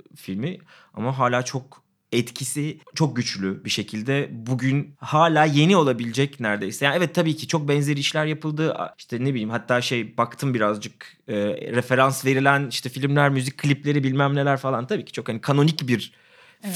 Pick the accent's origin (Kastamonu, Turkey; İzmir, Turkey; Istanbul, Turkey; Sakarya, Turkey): İzmir, Turkey; Ben de yani İzmir İzmirliyim